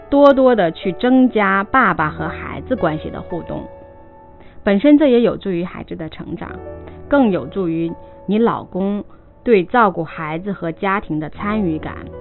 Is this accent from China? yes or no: yes; China; 是我们中国人一个很现实的问题